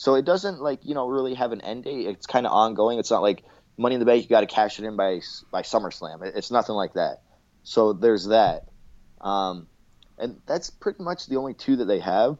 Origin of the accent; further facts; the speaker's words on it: Canada; I'm Canadian